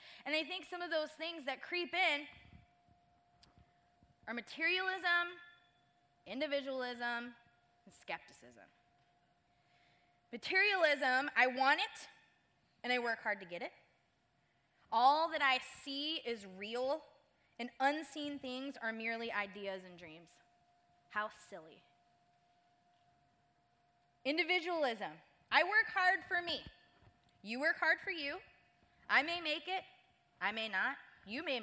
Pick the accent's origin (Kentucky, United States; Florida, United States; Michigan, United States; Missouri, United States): Michigan, United States; moved away as an adult; now in Southern California, United States; I'm from Michigan